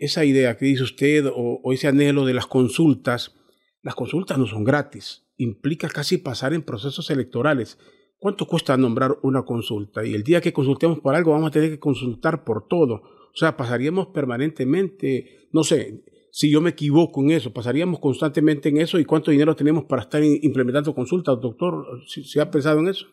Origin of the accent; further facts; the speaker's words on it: Honduras; todos somos hondureños